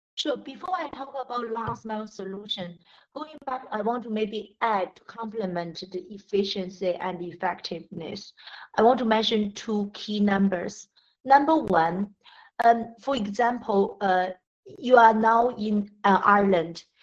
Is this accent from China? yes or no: yes; China; moved away; also born or lived in Britain / Africa; I grew up in China, educated in Britain, and worked uh, in more than 10 years in Africa.